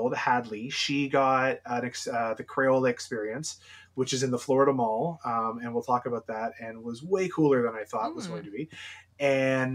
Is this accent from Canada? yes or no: yes; Ontario, Canada; also born or lived in London, Ontario; a Canadian here in Southwestern Ontario